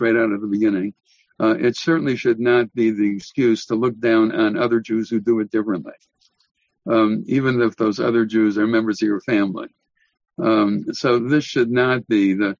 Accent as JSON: {"language": "English", "country": "United States", "said": "as an American"}